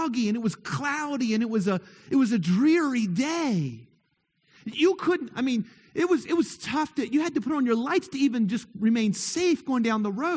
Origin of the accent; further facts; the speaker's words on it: near Moorefield, West Virginia, United States; I grew up very near Moorefield